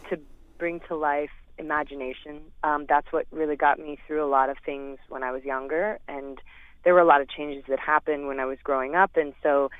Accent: St. Louis, Missouri, United States; moved away; I love Missouri. I love St. Louis. I love where I grew up

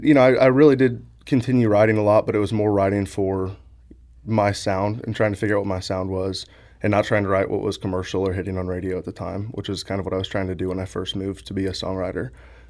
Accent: Midwest, United States; I'm from the Midwest. You know, I grew up here.

